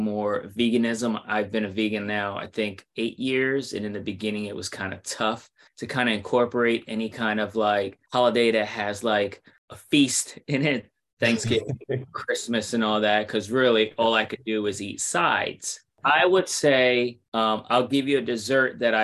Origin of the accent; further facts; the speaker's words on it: New York City, New York, United States; I'm from New York City